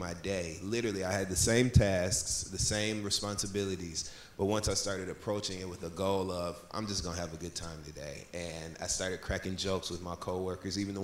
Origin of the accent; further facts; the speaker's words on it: Flint, Michigan, United States; I'm from the Midwest, I'm from Flint, Michigan